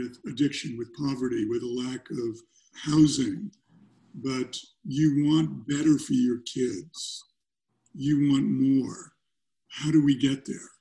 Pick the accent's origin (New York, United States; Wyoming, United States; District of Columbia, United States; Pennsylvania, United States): New York, United States; New York City; now in California, United States; I grew up in New York. I grew up in Brooklyn.